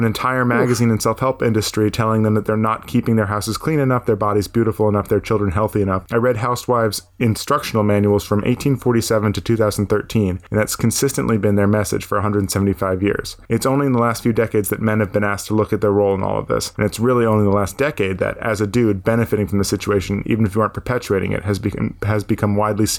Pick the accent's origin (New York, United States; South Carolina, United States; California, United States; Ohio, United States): South Carolina, United States; Charleston; I grew up in Charleston, and that world can sometimes seem over the top